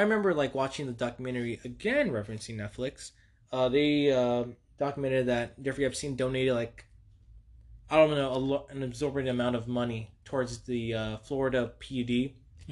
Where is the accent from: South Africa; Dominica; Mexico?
Mexico; I'm Mexican